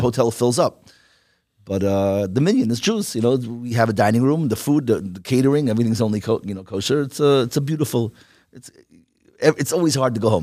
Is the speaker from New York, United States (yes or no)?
yes; New York, United States; now in Lakewood, United States; I came from Wash Nights